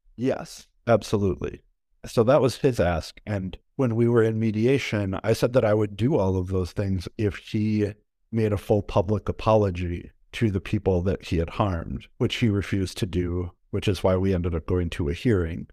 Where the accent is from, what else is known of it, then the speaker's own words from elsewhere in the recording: Wisconsin, United States; moved away as an adult; now in Minneapolis, United States; I am originally from Wisconsin.